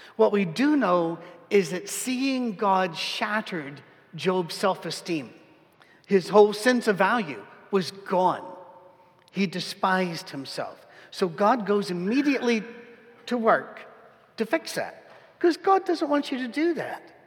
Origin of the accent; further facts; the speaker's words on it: United Kingdom; as a British person